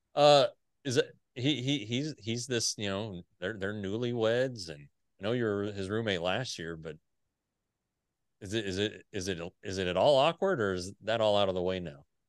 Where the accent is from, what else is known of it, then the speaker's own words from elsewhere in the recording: Denver, Colorado, United States; I grew up in Denver